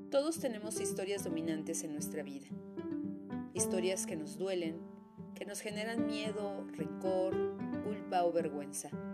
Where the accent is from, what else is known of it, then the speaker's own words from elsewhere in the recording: Mexico; psicoterapeuta mexicana